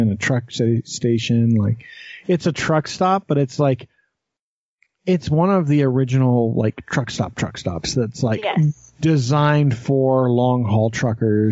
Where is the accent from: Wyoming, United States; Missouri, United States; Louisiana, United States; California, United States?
Wyoming, United States; near Granger; now in Utah, United States; Little America is 15 minutes from where I grew up